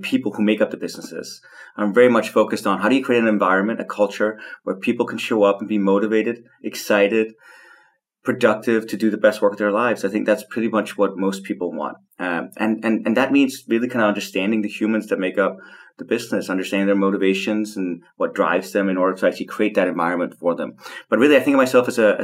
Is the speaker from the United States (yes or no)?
no; Copenhagen, Capital Region of Denmark, Denmark; I was born and raised in Copenhagen to very hippie parents